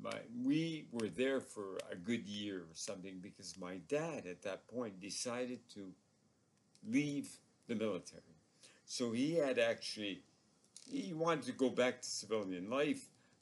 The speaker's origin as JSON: {"language": "English", "town": "Comox", "region": "British Columbia", "country": "Canada", "tie": "born there", "also_born_or_lived": "Montreal", "said": "I was in and out of Montreal. Like I said, my roots, my parents are there. But also, I was born in Comox, B.C., because my dad was stationed out."}